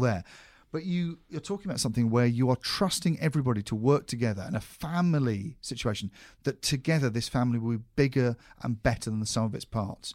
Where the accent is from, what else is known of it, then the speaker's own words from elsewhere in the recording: United Kingdom; as a British person